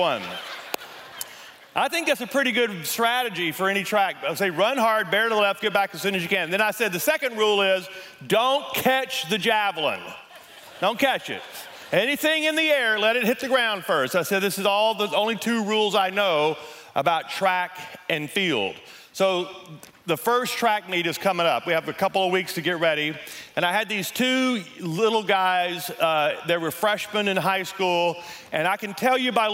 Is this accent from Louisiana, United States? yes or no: yes; Louisiana, United States; moved away as an adult; now in Colorado, United States; We're both from Louisiana